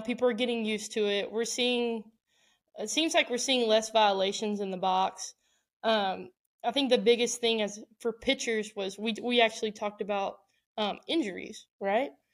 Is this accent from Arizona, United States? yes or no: no; Houston, Texas, United States; my hometown